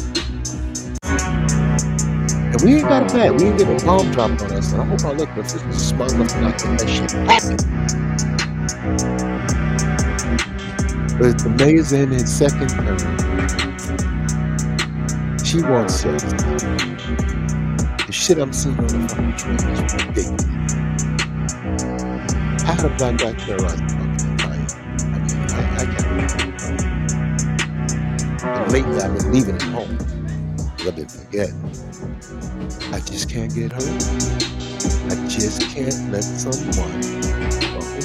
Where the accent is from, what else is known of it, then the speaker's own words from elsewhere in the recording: New York City, New York, United States; I grew up in Coney Island